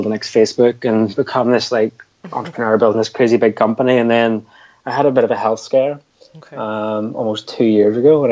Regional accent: Belfast, Northern Ireland, United Kingdom; where are you from? And I was like, Belfast.

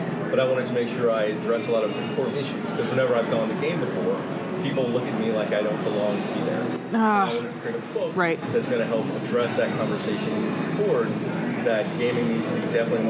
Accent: Alabama, United States; being a black guy growing up in Alabama

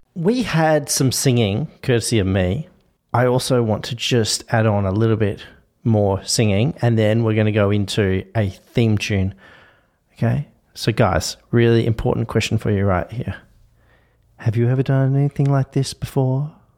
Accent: Australia

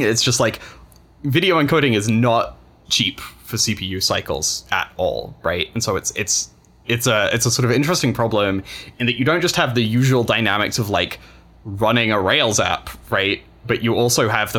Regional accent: United Kingdom; being British and gay

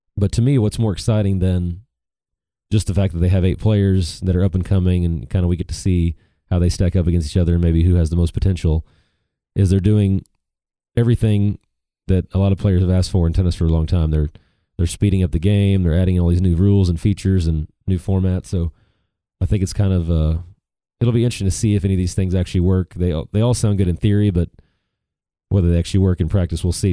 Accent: United States; as American tennis fans

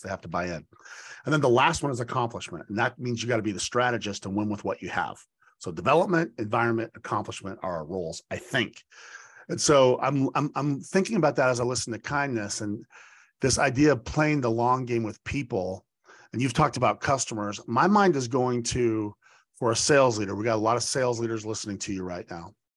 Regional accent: Boise, Idaho, United States; moved away; my hometown of Boise

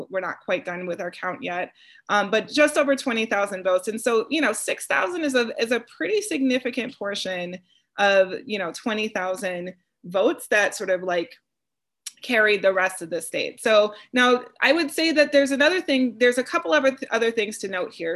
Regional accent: Wisconsin, United States; moved away; my home state

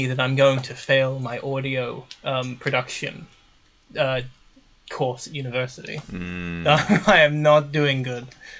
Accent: New Zealand; No, I'm from New Zealand, actually.

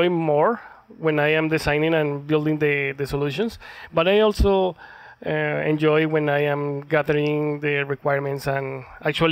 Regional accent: Colombia; moved away as an adult; now in Calgary, Canada; I am from Colombia

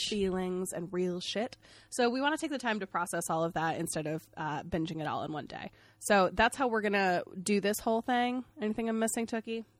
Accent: Maine, United States; I'm from Maine

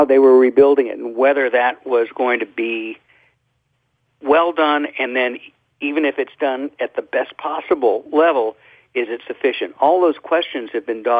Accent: Gulf Coast, United States; I grew up on the Gulf Coast. I grew up with hurricanes

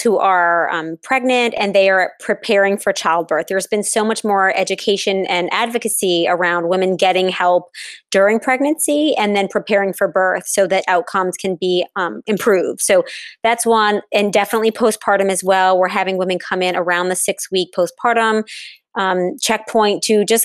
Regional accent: New Orleans, Louisiana, United States; I am located in New Orleans, which is my hometown

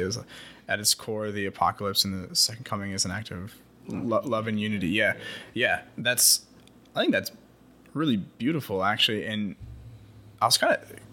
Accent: Iowa, United States; where I grew up in Iowa

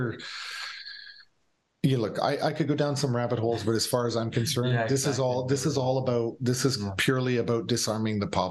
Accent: Niagara Falls, Ontario, Canada; I'm from Niagara Falls

